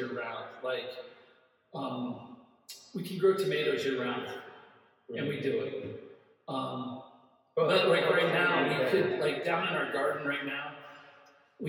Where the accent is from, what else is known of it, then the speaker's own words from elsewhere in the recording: Midwest, United States; I'm from the Midwest